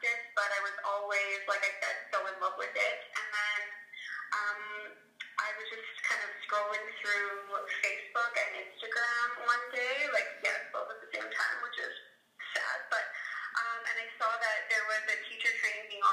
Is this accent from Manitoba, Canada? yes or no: yes; Winnipeg, Manitoba, Canada; now in High River, Canada; I live in High River, Alberta, but I'm originally from Winnipeg.